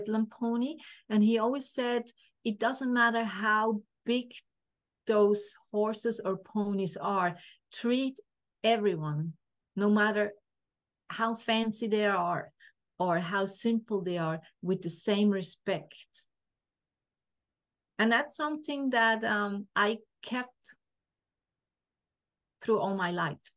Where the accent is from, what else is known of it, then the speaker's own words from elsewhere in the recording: Switzerland; I grew up in a family. My dad had was self-employed, has a mechanic workshop, and I'm from Switzerland